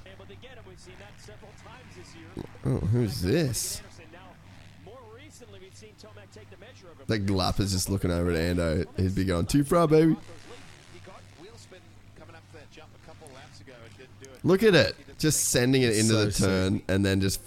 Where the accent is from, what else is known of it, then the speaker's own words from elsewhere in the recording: Australia; I'm Australian